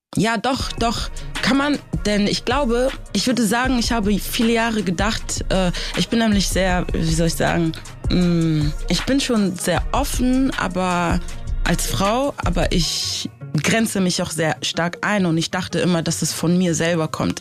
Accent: Germany; also born or lived in Africa; ich bin in Afrika geboren. Ich bin mit sechs Jahren nach Deutschland gekommen.

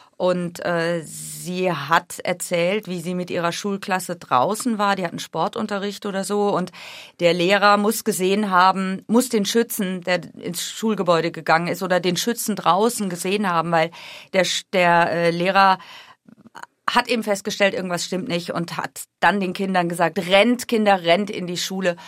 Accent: Germany; moved away as an adult; now in Washington, D.C., United States; ich komme aus Deutschland

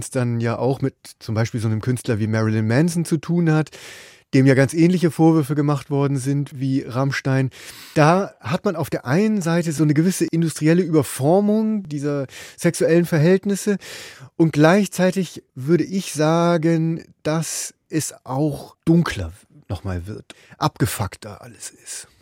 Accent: Bremen, Germany; now in Berlin, Germany; Ich bin seit langem in Berlin, aber ich komme aus Bremen

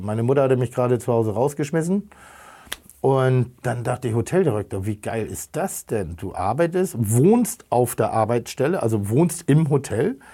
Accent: Germany; also born or lived in Hamburg; ich bin, bin, bin, bin auf dem Land groß geworden

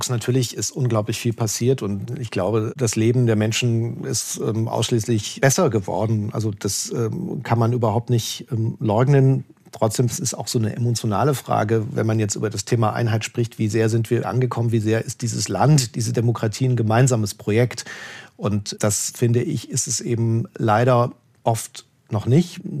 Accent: Leipzig, Saxony, Germany; also ich bin, bin selber in Leipzig aufgewachsen, habe die hab vor allem die 90er als sehr prägend in Ostdeutschland äh, erlebt

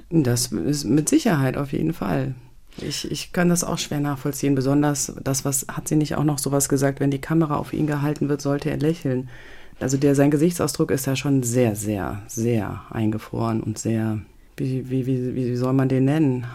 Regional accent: a village in the Eifel, North Rhine-Westphalia, Germany; also born or lived in Euskirchen; Das ist meine Geburtsstadt. Also, und dann bin ich aufgewachsen in so einem Eifeldörfchen, ja, in Nöten

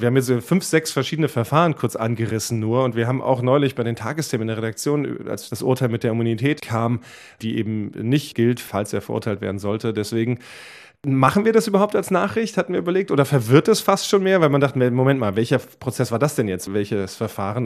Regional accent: Germany; bei uns in Deutschland

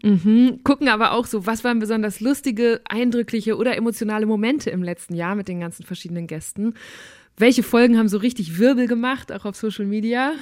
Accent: Münsterland, North Rhine-Westphalia, Germany; ich komme aus Münsterland

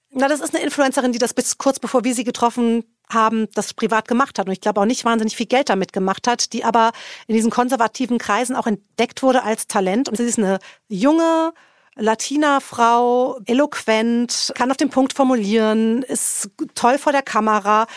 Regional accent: Germany; now in Washington, United States; als Deutscher

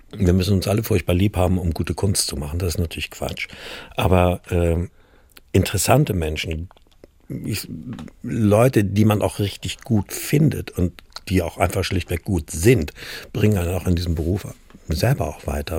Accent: Kiel, Schleswig-Holstein, Germany; moved away as an adult; also born or lived in Stuttgart / Heilbronn; now in Munich, Germany; Ich bin in Kiel geboren, aufgewachsen und zur Schule gegangen.

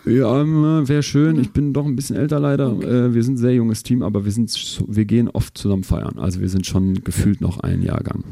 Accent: Germany; bei uns in Deutschland

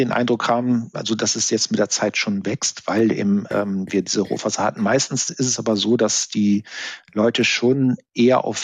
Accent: Bremen, Germany; Da habe ich Bilder aus meiner Jugend von Bremen in Erinnerung

